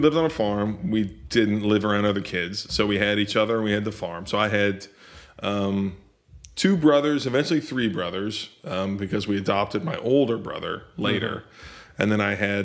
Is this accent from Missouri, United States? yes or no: yes; Liberty, Missouri, United States; I grew up in a town called Liberty, Missouri. I lived in, Liberty, Missouri, I lived in from, fourth grade on through high school.